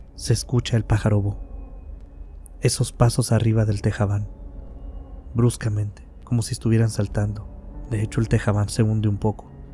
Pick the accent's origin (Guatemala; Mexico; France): Mexico; aquí en mi país, México